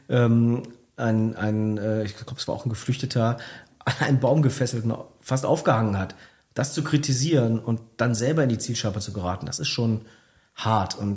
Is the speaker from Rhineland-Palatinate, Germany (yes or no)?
no; Cologne, North Rhine-Westphalia, Germany; Ja, also ein Blick nach Köln reicht ja 2015. Äh, da hat ja Henriette Reger, Oberbürgermeisterin meiner Heimatstadt, ähm, wurde ja am Vorabend der Wahl äh, mit dem Messer angegriffen